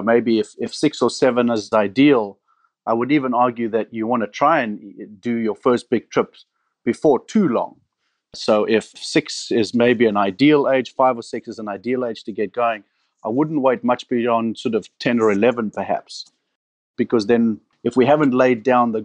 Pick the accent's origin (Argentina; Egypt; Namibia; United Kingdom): Namibia; also born or lived in Cape Town, South Africa; I was born and raised in Namibia